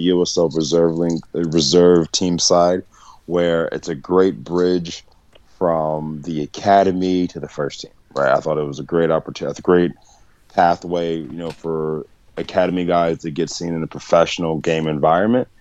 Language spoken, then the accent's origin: English; Delaware, United States; moved back to Delaware, where I'm originally from